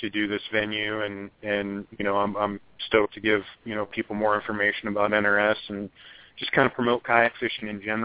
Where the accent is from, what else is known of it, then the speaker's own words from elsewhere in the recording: Idaho, United States; growing up in Idaho, the rivers were so close